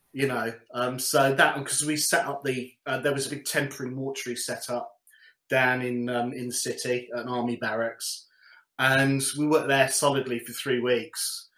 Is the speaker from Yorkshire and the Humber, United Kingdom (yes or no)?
no; London, United Kingdom; also born or lived in Coventry; I was born in Coventry, moved to London, Wembley, and went to secondary school